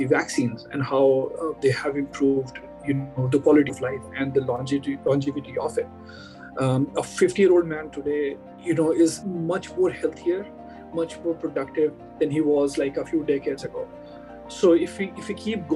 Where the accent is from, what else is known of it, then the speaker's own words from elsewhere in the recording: India; moved away as an adult; I grew up in India and did all my initial education in India